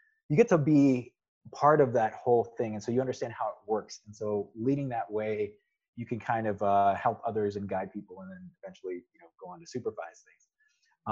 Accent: United States; also born or lived in California; I grew up in the United States.

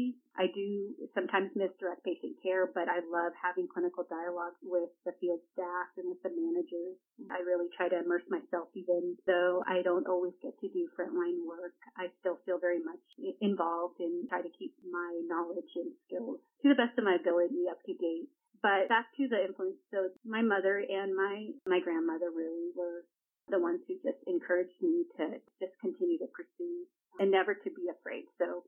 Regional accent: Eastern Washington, United States; moved away as an adult; also born or lived in El Salvador / Seattle area, Washington; now in Torrance, United States; So I was just north of the Seattle area, but I'm originally from Washington. So I've lived in all different types of weather. Eastern Washington has the four seasons, and that's where I went to school and college.

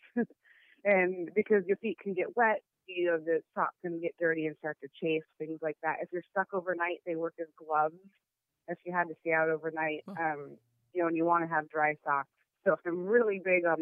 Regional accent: the Northwest, Pacific Northwest, United States; I'm from the Northwest, and even in the summer, our trails are usually wet and muddy

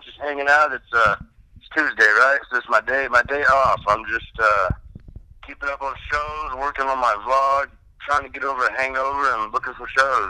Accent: Arkansas, United States; moved away as an adult; growing up in Arkansas and being from the background I was from, I had a strong will to be away from all that, you know. Like, I wanted to be the heck out of Arkansas as soon as I was 18, I moved away.

